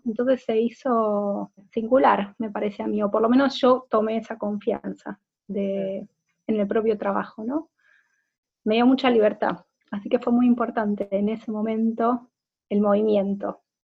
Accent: Argentina; moved away as an adult; also born or lived in Buenos Aires / Dublin, Ireland; soy artista visual de Argentina. En los últimos siete años viví entre Buenos Aires e Irlanda, Dublín

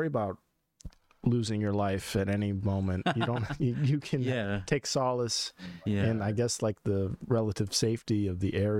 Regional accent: Stafford, Virginia, United States; and we're in Stafford now. This is my home town. I wasn't born here, no, but I've been in Stafford, or like the surrounding, like Triangle area, for I don't know, since I was like 3 or 4, something like that. So definitely raised here.

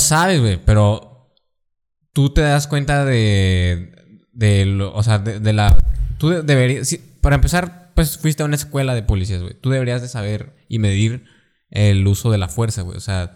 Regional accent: western Mexico, Mexico; Estamos en el occidente de México

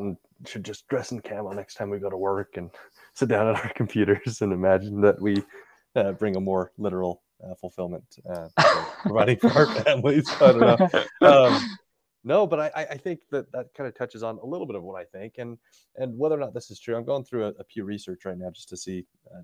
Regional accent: Utah, United States; growing up in Utah, at least in the neighborhoods that I was

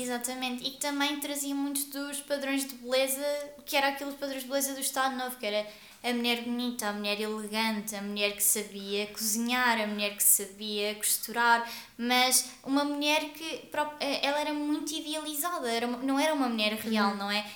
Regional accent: Guarda, Centro, Portugal; eu sou da Guarda

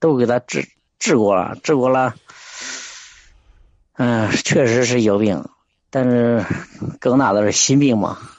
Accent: Shijiazhuang, Hebei, China; 河北石家庄的，石家庄。

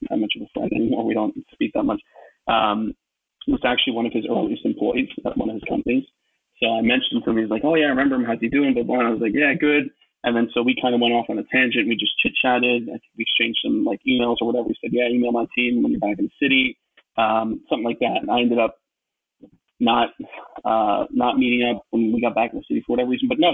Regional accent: New York, United States; I'm from New York and I'm in finance

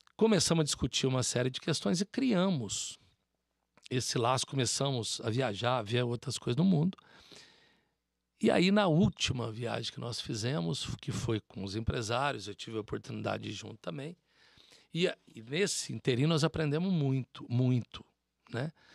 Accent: South of Minas Gerais, Brazil; nós somos sul mineiros

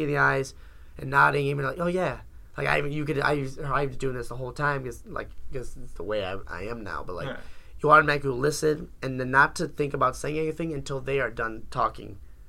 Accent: Elmont, New York, United States; Like, no, it's like, okay, fine. I'm from Elmont.

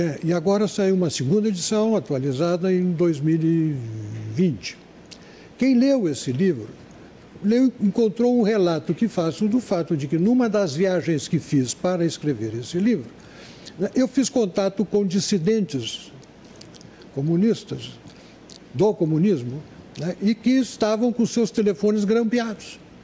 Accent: Brazil; voltei ao Brasil

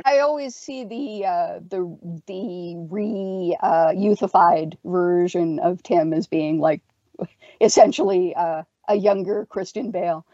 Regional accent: Canada

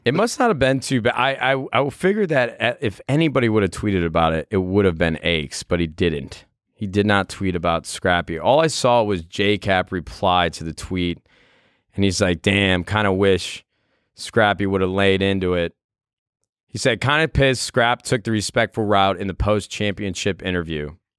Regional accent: Midwest, United States; I grew up in the Midwest

